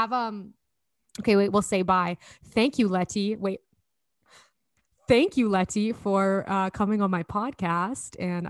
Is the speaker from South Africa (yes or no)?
no; Edmonton, Alberta, Canada; accent: Alberta; moved away as an adult; also born or lived in Toronto; I think my Alberta accent's gotten heavier since moving home.